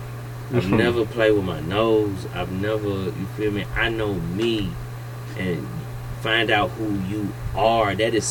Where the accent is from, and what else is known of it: United States; accent: country